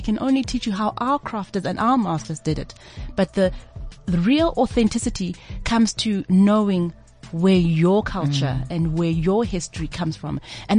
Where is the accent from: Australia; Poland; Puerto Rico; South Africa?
South Africa; Not only designer in Africa, born and bred in Africa.